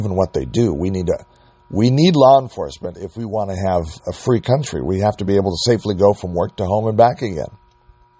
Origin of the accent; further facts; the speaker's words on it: United States; We as the American people